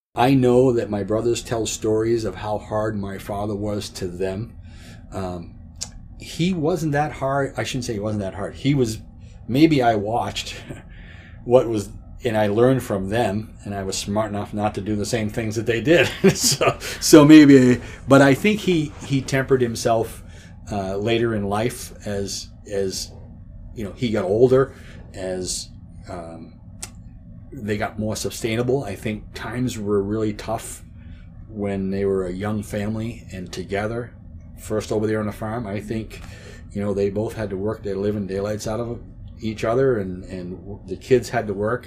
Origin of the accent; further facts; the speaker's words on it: Chatham, New Hampshire, United States; also born or lived in North Conway, New Hampshire; my parents were living at the farm when I was born. I, my mother went to North Conway or Memorial Hospital to have me